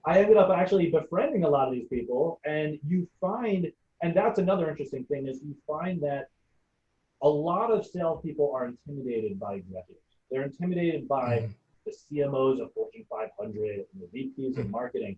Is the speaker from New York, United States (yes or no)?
yes; New York City, New York, United States; I grew up in Brooklyn